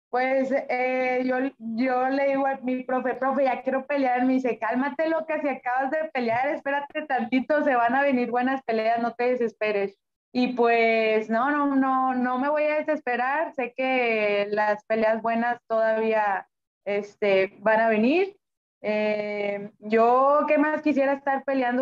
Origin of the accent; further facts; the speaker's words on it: Monterrey, Nuevo León, Mexico; also born or lived in Apodaca, Nuevo León; yo soy de Monterrey, originaria de, de Monterrey